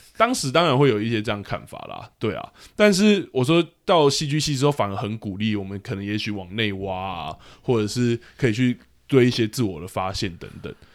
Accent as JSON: {"language": "Chinese", "country": "Taiwan", "tie": "born or raised there", "said": "其实我就是真的是台湾土生土长的，长大的人，那，而台湾的学学业环境就是偏升学啊"}